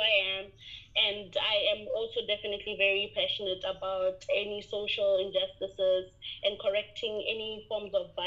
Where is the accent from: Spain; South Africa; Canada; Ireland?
South Africa; Limpopo; I'm actually originally from Limpopo, born and bred here, and I'm currently serving the same population that raised me